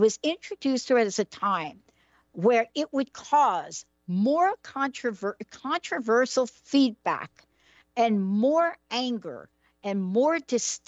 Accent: New York City, New York, United States; I come from the Bronx

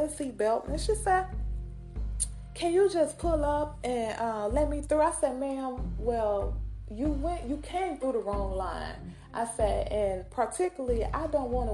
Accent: Mississippi, United States; accent: country; I'm from Mississippi. So I may be a little country on here

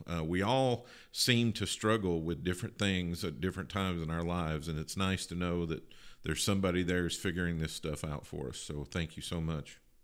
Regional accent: Kentucky, United States; moved away; I grew up in Kentucky

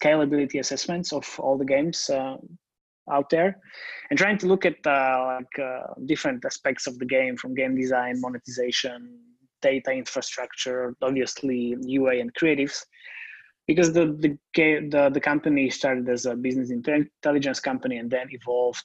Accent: Slovakia; I'm based in Slovakia, and I'm from Slovakia

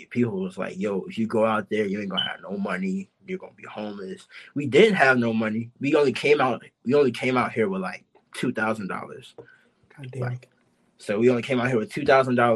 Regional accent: Chicago, Illinois, United States; now in Los Angeles, United States; I'm from Chicago, so, like, in Chicago, where I stayed in Chicago, I stayed in, like, this part of the city called Calumet City

